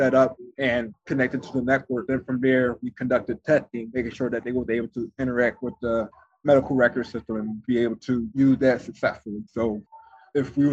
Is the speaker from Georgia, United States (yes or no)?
no; Philadelphia, Pennsylvania, United States; I'm from Philadelphia